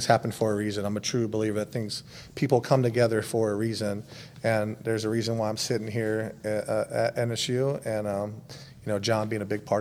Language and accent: English; West Coast, United States; moved away as an adult; also born or lived in Texas / Arizona / Cleveland, Ohio / Atlanta, Georgia; now in Tahlequah, United States; I'm obviously born and raised on the West Coast, but I've lived a bunch of different places in Texas, in Arizona, in Cleveland, Ohio, in Atlanta, Georgia.